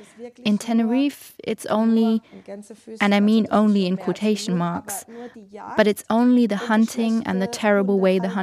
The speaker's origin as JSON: {"language": "English", "country": "Germany", "tie": "born or raised there", "second_language": "English", "said": "I don't know if that has something to do with the fact that I grew up in Germany."}